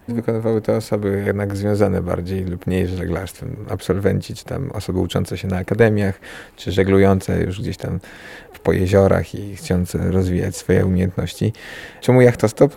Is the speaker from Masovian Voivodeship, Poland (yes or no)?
yes; Warsaw, Masovian Voivodeship, Poland; my jesteśmy, pochodzimy z Warszawy